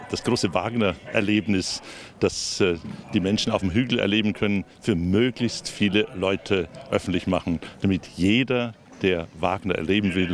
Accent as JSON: {"language": "German", "region": "Northern Germany", "country": "Germany", "said": "Ich komme aus Norddeutschland und meine Schwägerin ist es auch gewohnt."}